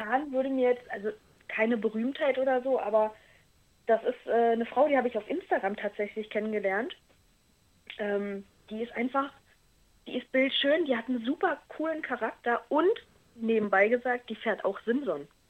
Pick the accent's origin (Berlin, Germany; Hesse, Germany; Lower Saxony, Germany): Berlin, Germany; accent: Berlinisch; now in Brandenburg, Germany; ursprünglich bin ich ja auch eigentlich Berlinerin